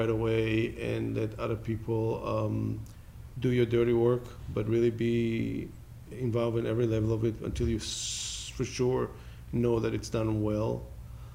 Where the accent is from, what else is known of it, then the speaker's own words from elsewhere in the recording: Israel; moved away as an adult; also born or lived in Los Angeles; now in United States; I was born in Israel.